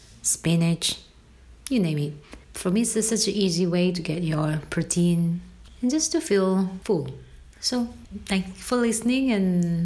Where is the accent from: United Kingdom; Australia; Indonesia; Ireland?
Indonesia; moved away as an adult; now in Florence, Italy; I'm originally from Indonesia